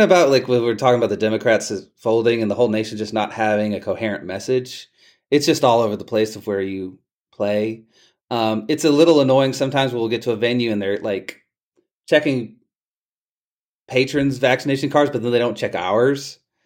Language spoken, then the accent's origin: English; Palestine, Texas, United States; my hometown of Palestine, Texas